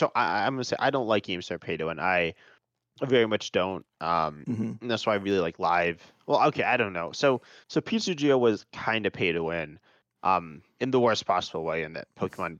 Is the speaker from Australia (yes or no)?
no; United States; We're both American, so we both like really mainly know Americans.